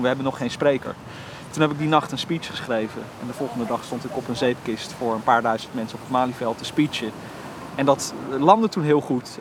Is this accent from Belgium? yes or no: no; Almere, Flevoland, Netherlands; also born or lived in Dordrecht; Als ik in Almere Haven ben, heb ik niet het gevoel dat, eh, dat de stad is gegroeid. Snap je dan? Het voelt, eh, voelt heel rustig nog steeds. En als het thuis waar ik ben opgegroeid.